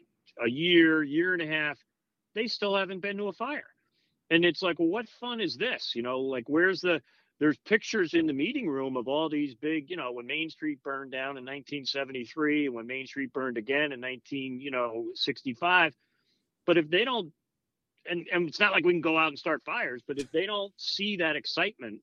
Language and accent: English; Long Island, New York, United States; born or raised there; now in Connecticut, United States